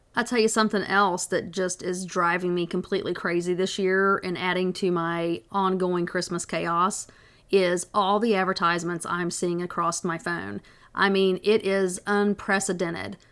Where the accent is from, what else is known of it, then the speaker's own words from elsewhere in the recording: the South, United States; I'm from the South